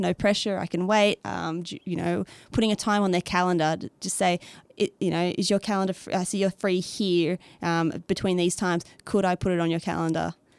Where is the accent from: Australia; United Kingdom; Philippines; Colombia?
Australia; accent: Australian; moved away as an adult; also born or lived in Beijing, China / Canada / Sweden; now in Nashville, United States; I, um, from Australia, not America, as the accent can tell.